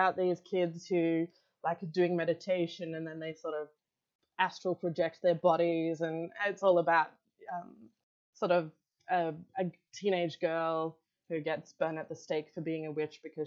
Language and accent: English; Australia; I'm Australian